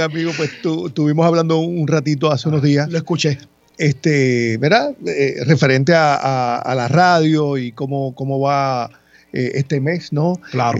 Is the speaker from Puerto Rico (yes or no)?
yes; Ponce, Puerto Rico; moved away as an adult; also born or lived in Mayagüez; now in San Juan metropolitan area, Puerto Rico; nací en Mayagüez, me crié en Ponce y llevo muchos años en el área metropolitana acá laborando